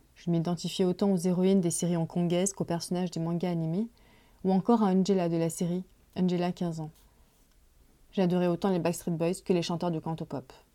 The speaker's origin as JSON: {"language": "French", "town": "Paris", "region": "Île-de-France", "country": "France", "tie": "born or raised there", "said": "Je suis née en France de parents immigrés chinois dans la fin des années 70. J'ai grandi dans le quartier chinois de Paris."}